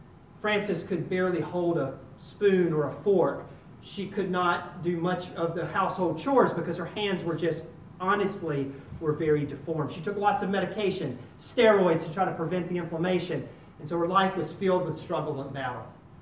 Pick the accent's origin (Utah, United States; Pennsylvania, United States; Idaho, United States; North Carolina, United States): North Carolina, United States; I came from North Carolina.